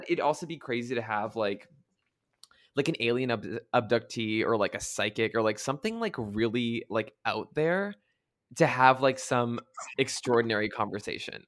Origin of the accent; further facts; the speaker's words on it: Canada; moved away; also born or lived in United States; I grew up in Canada, then I lived in the U S for most of my life, so now I moved back